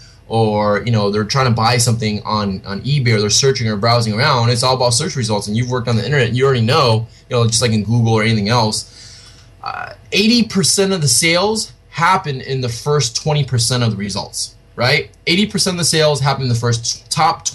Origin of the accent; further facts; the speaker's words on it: California, United States; I'm from California, so in the United States here.